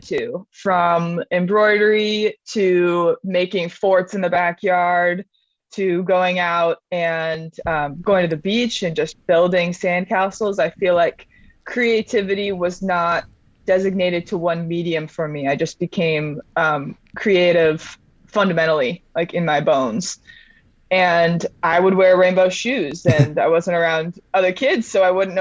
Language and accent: English; Orange County, California, United States; now in Ventura, United States; I grew up in Orange County, California, so I've been a beach baby pretty much my whole life